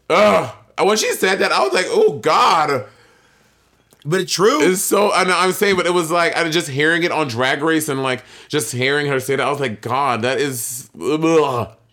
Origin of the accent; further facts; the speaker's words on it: Atlanta, Georgia, United States; bear in mind, I'm from Atlanta